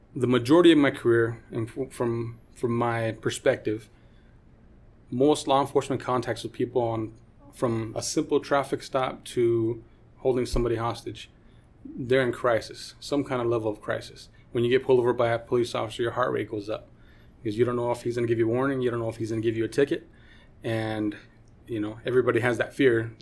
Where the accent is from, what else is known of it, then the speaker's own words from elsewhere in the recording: Los Angeles, California, United States; now in Utah, United States; I grew up in Los Angeles, California, and my high school was pretty, pretty run